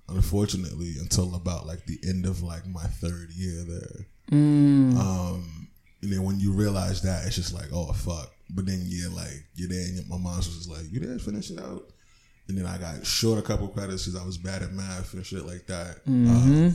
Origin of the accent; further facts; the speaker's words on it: New Jersey, United States; moved away as an adult; also born or lived in New York City; I was born in Jersey. Moved to New York. I was out there till I was like 6 or 7. And move back to Jersey